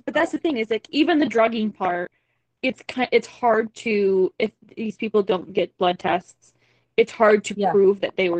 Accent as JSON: {"language": "English", "region": "Michigan", "country": "United States", "said": "even when I talk about I'm from Michigan"}